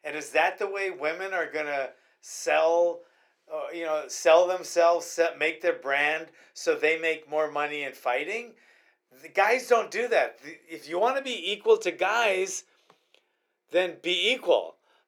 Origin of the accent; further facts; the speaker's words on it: United States; And then I feel proud of being American, proud of serving the military.